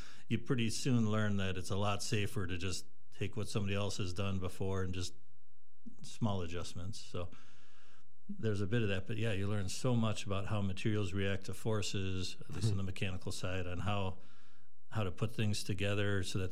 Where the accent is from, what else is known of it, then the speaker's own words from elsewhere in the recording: Madison, Wisconsin, United States; moved away as an adult; now in Rhinelander, United States; I grew up outside Madison.